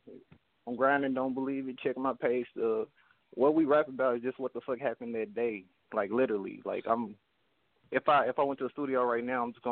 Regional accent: Bowling Green, Kentucky, United States; I'm from Bowling Green, Kentucky, man, like 45 minutes away from Nashville, Tennessee

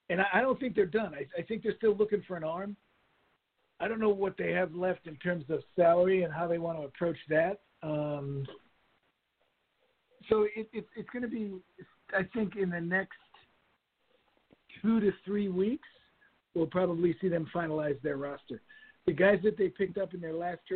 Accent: Rhode Island, United States; I grew up in Rhode Island

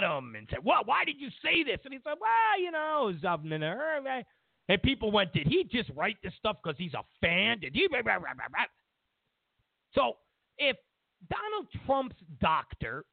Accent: New York, United States; moved away; I'm from New York

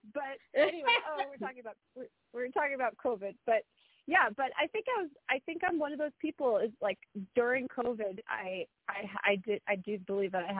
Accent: United States; where I grew up in the New York, New Jersey metropolitan area

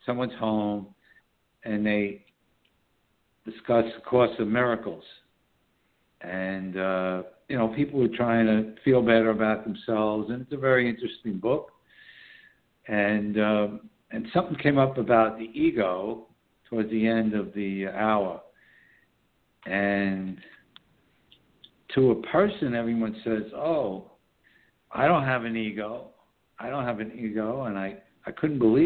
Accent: New York City, New York, United States; born or raised there; now in Southern Hudson Valley, New York, United States

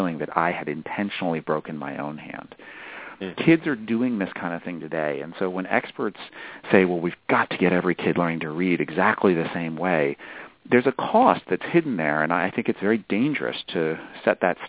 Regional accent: New Hampshire, United States; I'm from New Hampshire, which is where I grew up

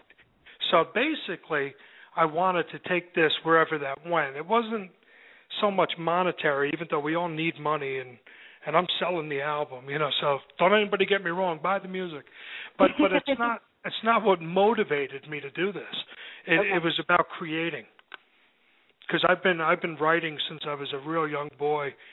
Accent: Kearny, New Jersey, United States; We grew up together in Kearney, and, you know, we were good friends in high school

